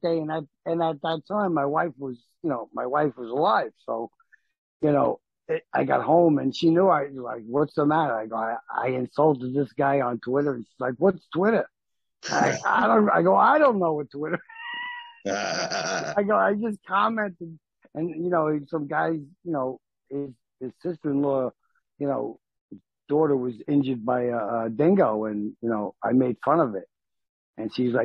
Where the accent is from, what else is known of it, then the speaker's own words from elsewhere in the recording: North Bergen, New Jersey, United States; I'm from New Jersey. North Bergen, New Jersey